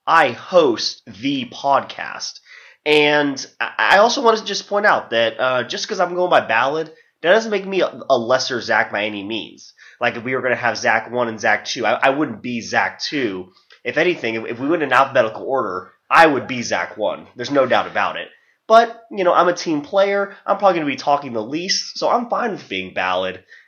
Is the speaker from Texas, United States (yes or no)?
yes; Dallas, Texas, United States; born and raised in the Dallas, Texas area